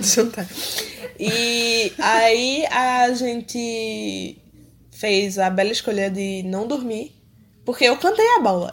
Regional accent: Recife, Pernambuco, Brazil; eu vivi a minha vida toda em Recife

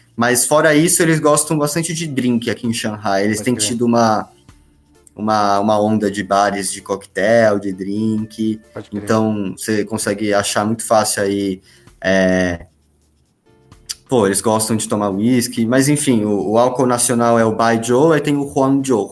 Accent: Brazil; moved away; a gente, como brasileiro

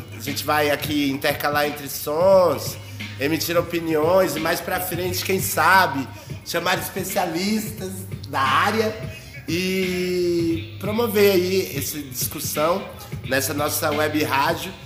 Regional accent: Brazil; eu sou brasileiro

